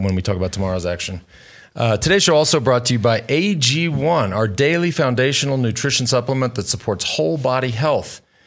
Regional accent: Plano, Texas, United States; Not so far from Plano, where I grew up

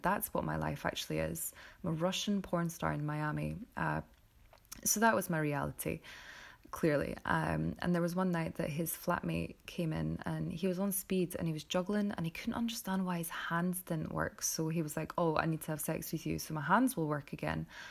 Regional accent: Scotland, United Kingdom; I'm Scottish

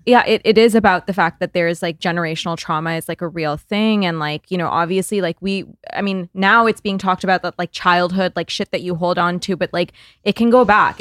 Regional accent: Canada; I'm Canadian

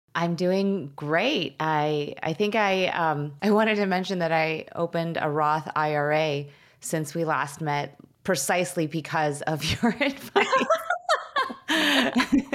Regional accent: suburbs of Chicago, Illinois, United States; also born or lived in Skokie, Illinois / Wilmette, Illinois; I grew up in the suburbs of Chicago. I was born in Chicago. My parents moved us to Skokie, Illinois, shortly after I was, like, four.

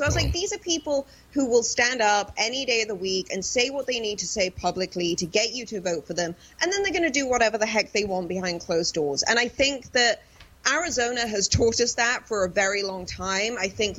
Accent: England, United Kingdom; I grew up around that kind of like footy culture, as we call it, like football, soccer culture. My hometown was in the Premier League for many years, and it completely gentrified our hometown.

